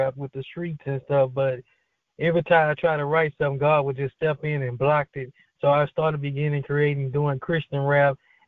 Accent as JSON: {"language": "English", "town": "Baton Rouge", "region": "Louisiana", "country": "United States", "said": "I'm from Baton Rouge, Louisiana"}